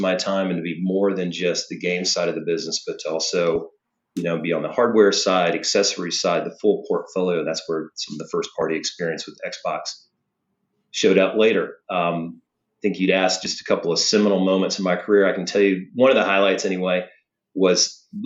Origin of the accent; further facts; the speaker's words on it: the South, United States; moved away as an adult; also born or lived in New York; I'm from the South originally